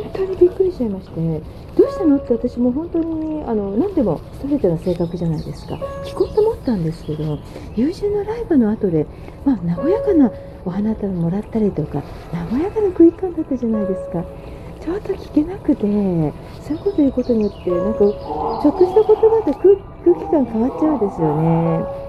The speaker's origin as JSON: {"language": "Japanese", "town": "Hachioji", "region": "Tokyo", "country": "Japan", "tie": "born or raised there", "said": "出身は八王子なんですけどね。"}